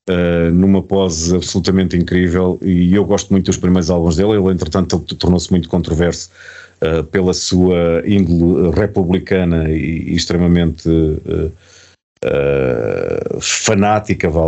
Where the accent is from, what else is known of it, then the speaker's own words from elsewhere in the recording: Portugal; Pronto, eu disse, ok, sim senhor, vim eu de Portugal.